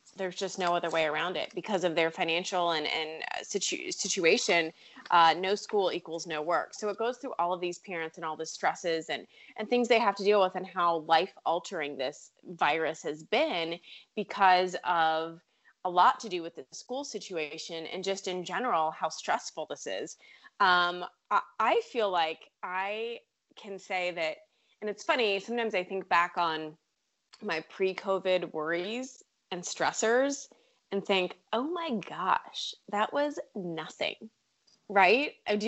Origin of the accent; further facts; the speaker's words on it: Richmond, Virginia, United States; Hey, that's my hometown.